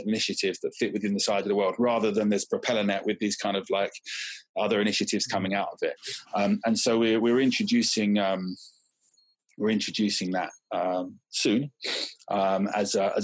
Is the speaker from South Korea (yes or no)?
no; Southend-on-Sea, East of England, United Kingdom; We grew up in Southeast Essex near Southend